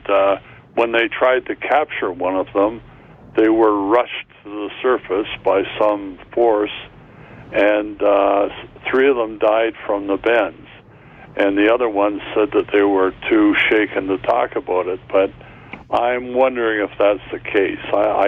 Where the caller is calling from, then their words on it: Brantford, Ontario, Canada; I'm calling from Brantford.